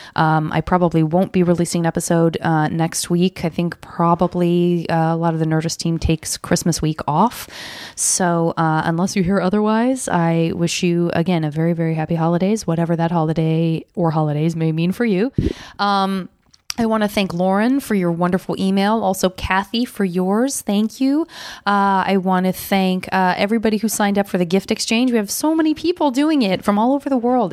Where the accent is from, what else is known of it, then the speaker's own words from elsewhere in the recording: Arizona, United States; moved away as an adult; also born or lived in San Francisco; I'm from Arizona, and I couldn't wait to get out of heat